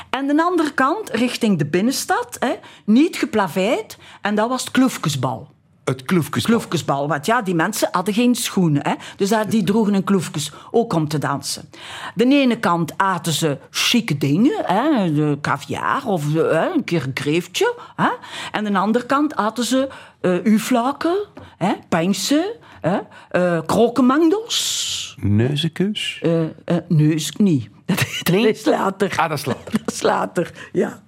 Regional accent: Flanders, Belgium; Wij hadden een café in de Overpoortstraat. Ja. Wie is wij? Ah, mijn familie dus, hè. Och. Waar ik opgegroeid ben.

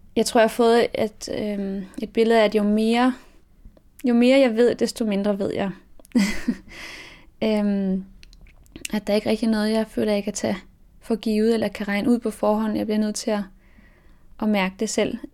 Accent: Denmark; also born or lived in France; jeg er opvokset i Frankrig, og mine, mine forældre eller det vil sige, at min far er fransk, og min mor er dansk. Og øhm, da mine forældre blev, jeg gik fra hinanden, da jeg var syv år, så flyttede min mor og jeg til, til Danmark

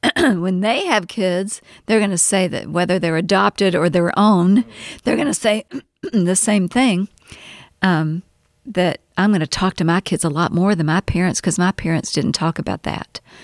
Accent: Louisville, Kentucky, United States; also born or lived in Winchester, Kentucky / Owensboro, Kentucky; then we moved back to Louisville and that's where I we stayed

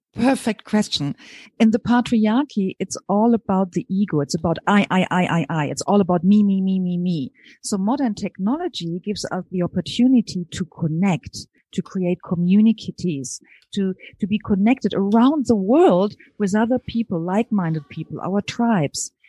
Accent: Germany; accent: German; English is a second language; moved away as an adult; also born or lived in New Zealand; now in California, United States; hear from my accent that I'm originally from Germany

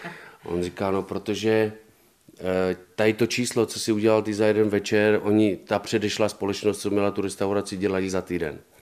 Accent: Czechia; moved away as an adult; also born or lived in Italy / Washington, D.C.; já jsem byl Čech

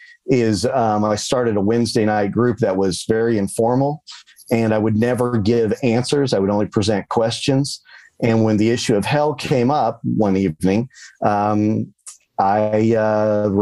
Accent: the Bible Belt, United States; I grew up in the Bible Belt

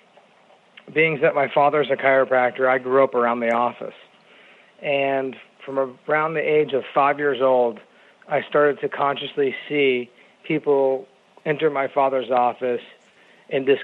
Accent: Phoenix, Arizona, United States; also born or lived in Kansas City, Kansas / Spartanburg, South Carolina; I'm from the Phoenix area

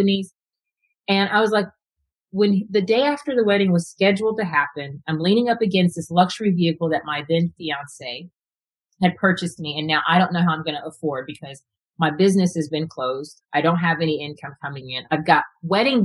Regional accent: Texas, United States; I was a problem child growing up in Texas as a Black girl in a white school.

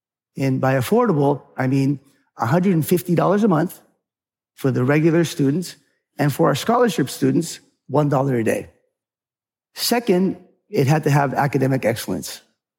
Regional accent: California, United States; And then I grew up partly in California.

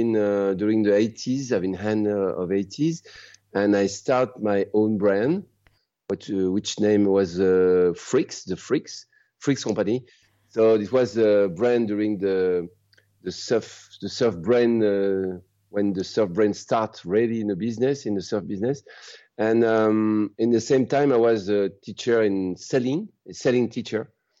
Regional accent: Grenoble, Auvergne-Rhône-Alpes, France; English is a second language; moved away as an adult; also born or lived in Chamonix / Réunion / Mauritius / Madagascar; now in Sumbawa, Indonesia; I'm French. I was born in Grenoble in the Alps, French Alps. And now I was living in the ocean, in India Ocean, in Mauritius, Reunion Island, Madagascar, and now in Indonesia

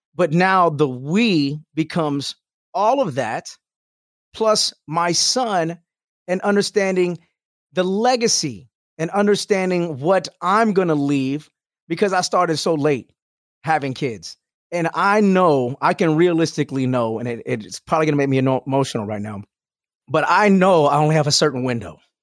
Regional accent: Houston, Texas, United States; moved away as an adult; also born or lived in Albuquerque; Houston, that's my hometown

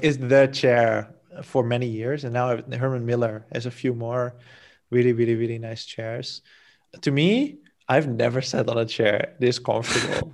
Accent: Netherlands; moved away as an adult; now in Portugal; I'm from the Netherlands originally

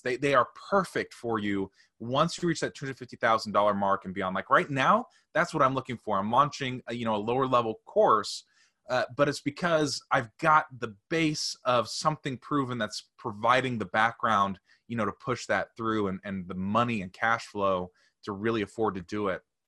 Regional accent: St. Louis, Missouri, United States; I'm from Saint Louis

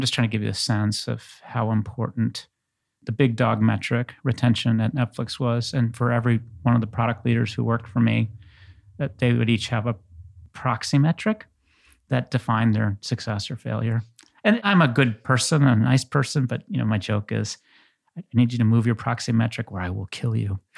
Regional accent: New England, United States; moved away as an adult; also born or lived in Bay Area; I grew up in New England

